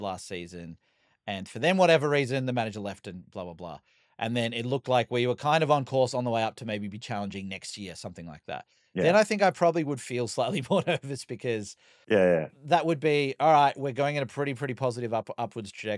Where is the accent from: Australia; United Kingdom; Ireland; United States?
Australia; being an Australian